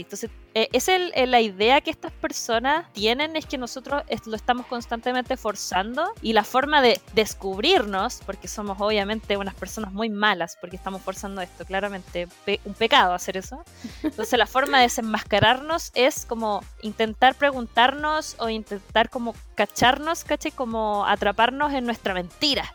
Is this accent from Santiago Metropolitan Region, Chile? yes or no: no; Concepción, Biobío, Chile; nací en Concepción, en la gran ciudad de Concepción